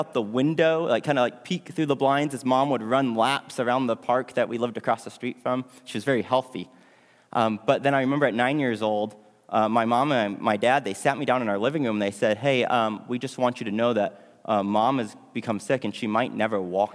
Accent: Houston, Texas, United States; moved away as an adult; now in North Berwick, United Kingdom; I am from Houston, Texas. I did not grow up in a Christian home. Growing up, my parents told me that we were Catholic

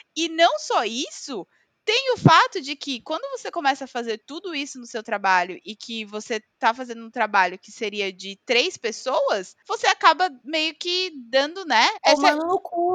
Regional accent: Brazil; accent: Brazilian; moved away; eu era do tá Brasil

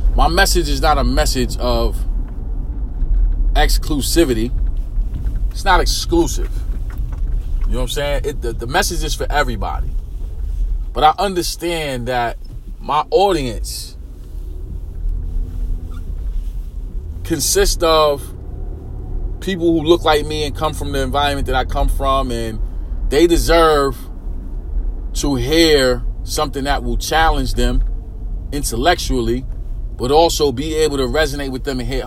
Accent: New York City, New York, United States; me growing up in East New York, not just East New York, because we got to shrink that down a little bit. Me growing up in pink houses

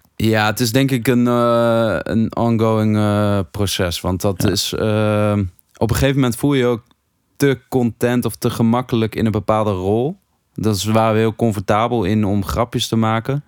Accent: Hattem, Gelderland, Netherlands; ik uit Hattem kwam.

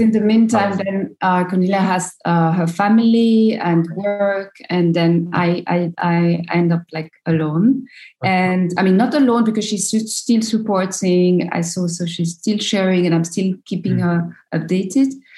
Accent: Abidjan, Côte d’Ivoire; English is a second language; moved away as an adult; also born or lived in France; I come from Abidjan, a big city

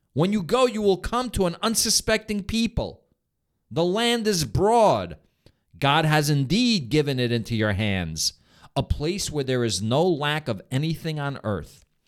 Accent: New York, United States; "Where are you from?" And I'll say, like, "New York."

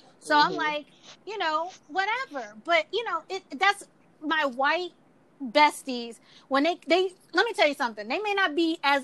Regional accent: Mississippi, United States; I was raised in Mississippi

